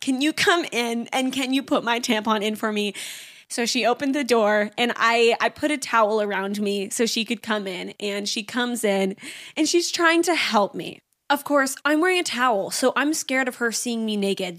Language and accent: English; Canada; I'm from Canada, so we drive down to the States